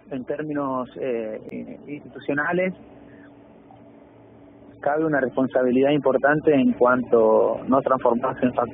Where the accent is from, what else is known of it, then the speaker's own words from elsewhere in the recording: José León Suárez, Buenos Aires Province, Argentina; sí soy de Carcova